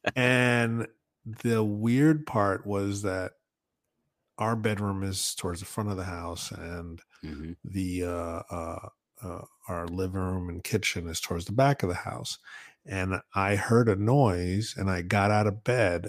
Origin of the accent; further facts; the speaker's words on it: Northeast, United States; growing up in the Northeast